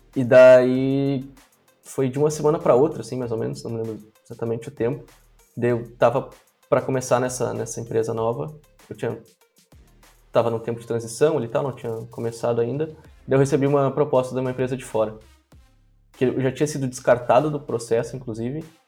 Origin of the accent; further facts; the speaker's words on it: Brazil; Nunca saí do Brasil